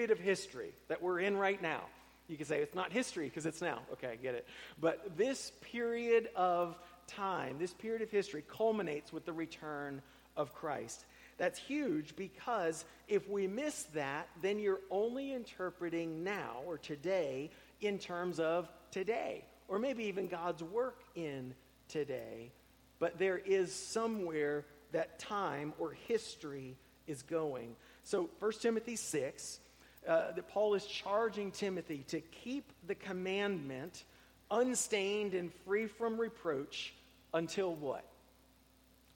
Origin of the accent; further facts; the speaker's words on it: Tampa, Florida, United States; moved away; I grew up in Tampa, where nobody was from there